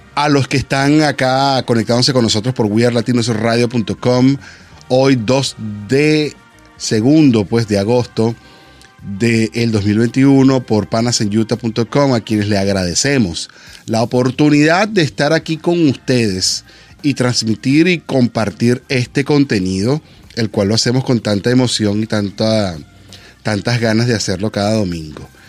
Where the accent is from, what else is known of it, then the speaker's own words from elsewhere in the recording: Venezuela; como venezolano